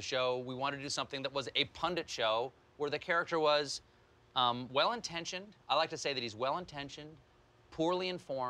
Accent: Charleston, South Carolina, United States; now in New York City, United States; I grew up in a house like this in Charleston, and down the street here, about a quarter of a mile. And this is very much like the atmosphere I grew up in.

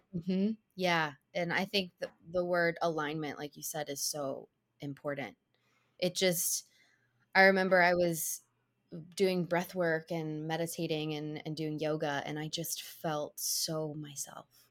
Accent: Cincinnati, Ohio, United States; now in New York City, United States; I grew up in Cincinnati, Ohio

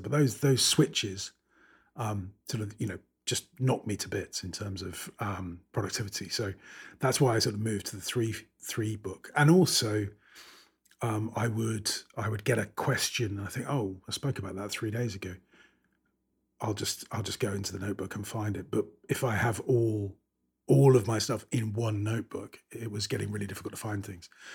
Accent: United Kingdom; I'm British

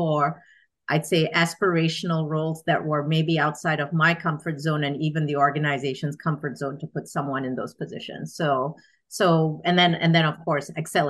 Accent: Singapore; moved away as an adult; now in United States; I am originally Singaporean, born and raised

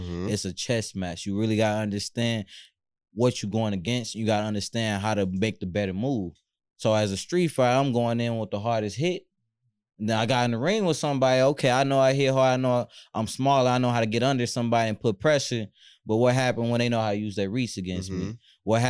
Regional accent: Louisiana, United States; I'm from Louisiana.

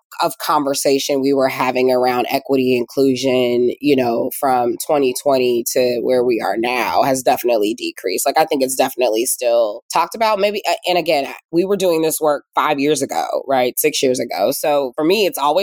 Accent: Indiana, United States; moved away as an adult; also born or lived in West Coast; now in Indianapolis, United States; I'm from Indiana, but spent most of my career on the coast, worked in tech, built a company, moved to the West Coast, you know, worked at startups

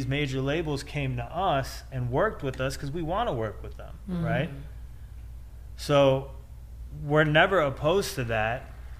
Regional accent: Midwest, United States; We're from the Midwest.

